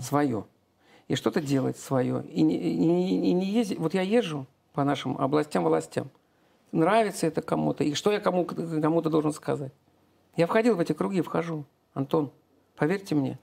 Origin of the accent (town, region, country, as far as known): Saint Petersburg, Russia; born or raised there; now in Domodedovo, Russia